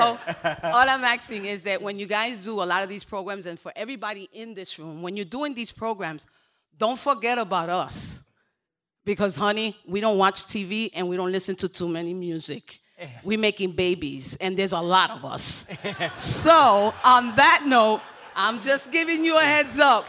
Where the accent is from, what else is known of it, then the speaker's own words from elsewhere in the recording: Puerto Rico; moved away; I was born in Puerto Rico, y hablo español claro.